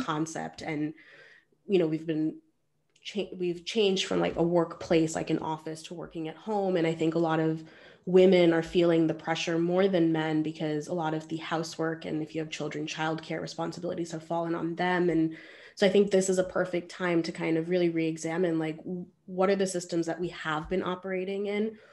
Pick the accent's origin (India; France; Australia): India; being an Indian woman